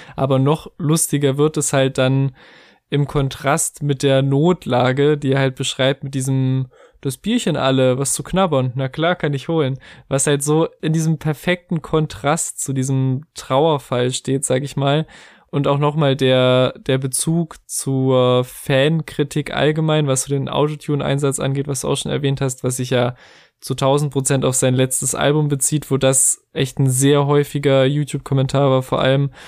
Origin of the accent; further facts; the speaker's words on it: Germany; als Deutscher